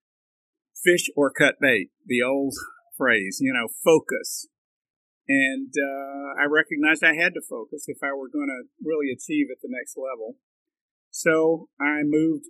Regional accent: Mississippi, United States; also born or lived in New Orleans; I was from Mississippi.

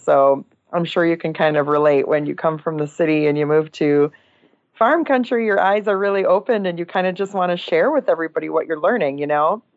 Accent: Oshkosh, Wisconsin, United States; now in Northeast Iowa, United States; so I grew up in Wisconsin. Oshkosh, Wisconsin is my hometown

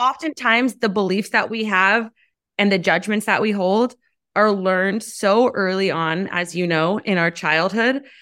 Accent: United States; as American women

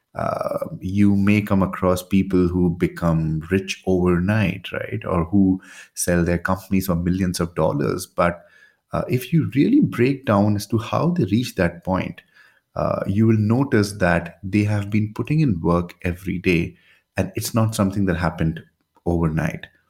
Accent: India; I'm from India

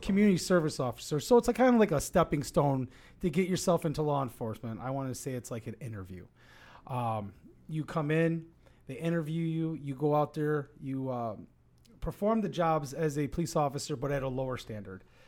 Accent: Oak Lawn, Illinois, United States; I was born and raised in Oaklawn

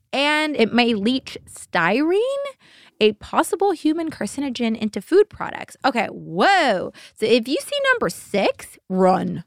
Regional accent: Simi Valley, California, United States; born or raised there

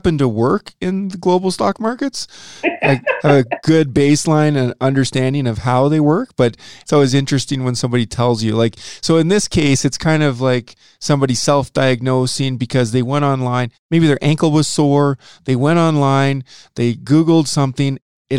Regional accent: Saskatoon, Saskatchewan, Canada; I'm from Saskatoon

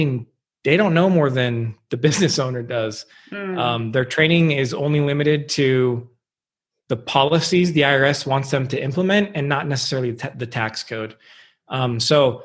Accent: Huntington Beach, California, United States; I grew up in Huntington Beach, California, Southern California.

